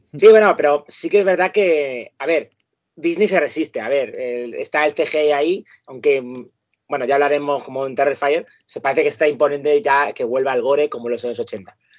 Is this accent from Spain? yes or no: yes; Madrid, Community of Madrid, Spain; now in Parla, Spain; los que somos de Carabanchel Alto, para nosotros es normal. Ahora mismo que yo estoy en Parlin